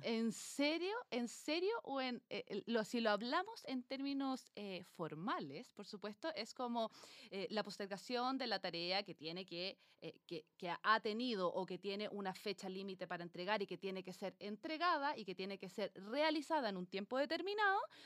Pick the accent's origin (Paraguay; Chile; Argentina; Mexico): Chile; Cajón del Maipo, Santiago Metropolitan Region; somos las dos del cajón del Maipo